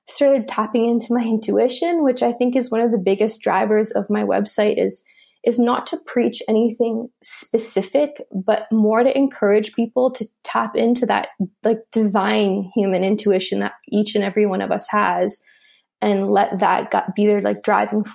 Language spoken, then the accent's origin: English; Canada; I studied at McGill University in Canada. I'm Canadian